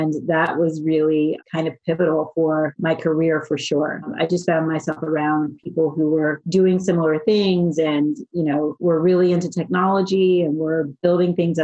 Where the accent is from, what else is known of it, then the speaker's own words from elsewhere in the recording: Florida, United States; moved away as an adult; also born or lived in Miami; now in San Francisco, United States; I grew up in Florida in a small, very rural town where you would not expect anyone to end up in venture capital